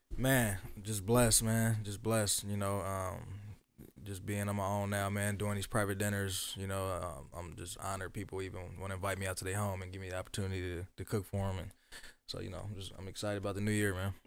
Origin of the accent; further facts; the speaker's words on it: Dayton, Ohio, United States; born and raised in Dayton, um, uptown Jefferson, to be exact